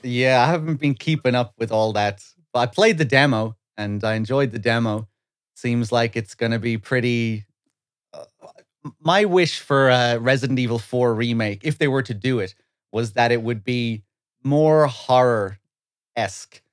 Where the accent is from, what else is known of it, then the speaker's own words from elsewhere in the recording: west of Ireland, Ireland; moved away as an adult; now in London, United Kingdom; I lived my whole life in Ireland, west of Ireland.